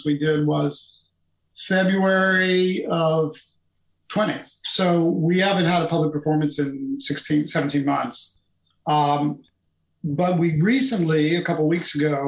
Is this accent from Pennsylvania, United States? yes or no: yes; Pittsburgh, Pennsylvania, United States; moved away as an adult; now in Boston, United States; I went home to my hometown in Pittsburgh